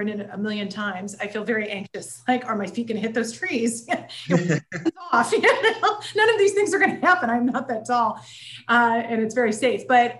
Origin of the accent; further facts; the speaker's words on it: Indiana, United States; moved away as an adult; now in Cincinnati, United States; I'm from Indiana